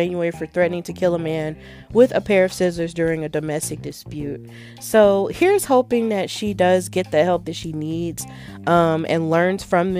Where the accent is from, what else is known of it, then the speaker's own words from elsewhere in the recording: Pittsburgh, Pennsylvania, United States; accent: Pittsburgh; the first thing I had to do was unlearn my Pittsburgh accent.